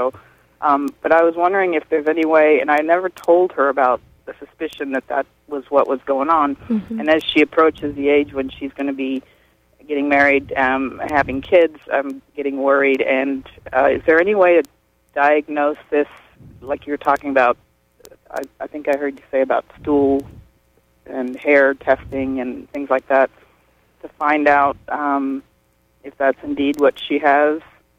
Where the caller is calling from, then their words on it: Lemoyne, Pennsylvania, United States; from Lemoyne.